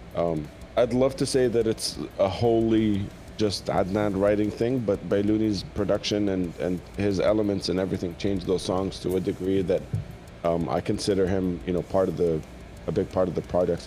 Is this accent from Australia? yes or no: no; Jordan; when I was growing up in Jordan